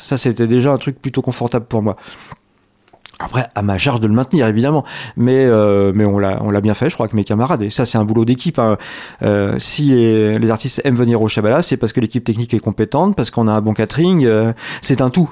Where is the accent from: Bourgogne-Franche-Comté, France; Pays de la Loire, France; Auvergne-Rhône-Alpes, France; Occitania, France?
Pays de la Loire, France; Angers; avant j'étais étudiant à l'université d'Angers et avant lycéen à David d'Angers. Je suis d'Angers, il n'y a pas de doute